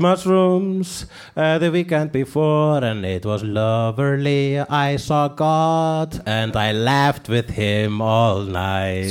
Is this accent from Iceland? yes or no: yes; Iceland; English is a second language; I'm an Icelandic person